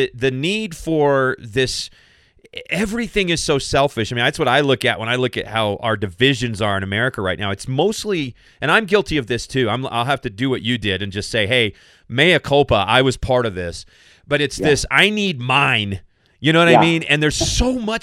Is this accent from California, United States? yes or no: no; Kentucky, United States; moved away; I'm from Kentucky